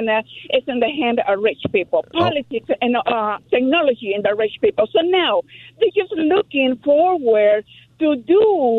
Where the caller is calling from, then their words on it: Los Angeles, California, United States; English is a second language; Hi, from Los Angeles, California.